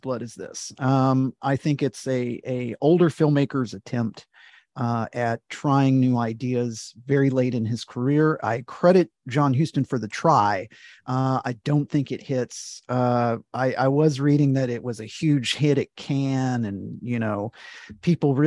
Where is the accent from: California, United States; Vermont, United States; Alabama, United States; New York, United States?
Alabama, United States; I was born and raised in Alabama. I'm an Alabamian